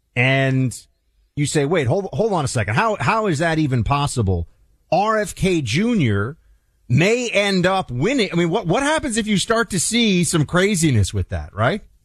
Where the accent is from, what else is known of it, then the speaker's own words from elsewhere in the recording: United States; I am an American.